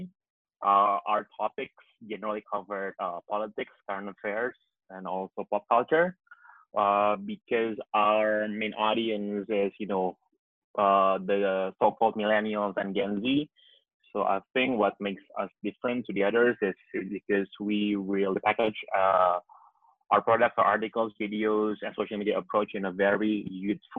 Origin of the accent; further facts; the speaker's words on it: Jakarta, Indonesia; I was born and bred in Jakarta